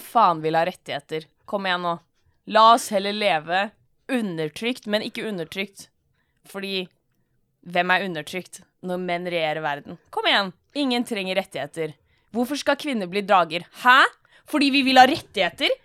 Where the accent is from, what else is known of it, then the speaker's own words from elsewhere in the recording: Norway; Jeg er jo norsk